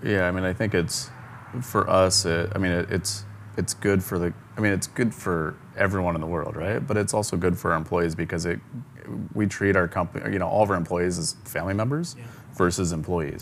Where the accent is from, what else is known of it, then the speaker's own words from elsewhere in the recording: Ogallala, Nebraska, United States; moved away as an adult; now in Atlanta, United States; I grew up in a similar sized town of Ogallala, Nebraska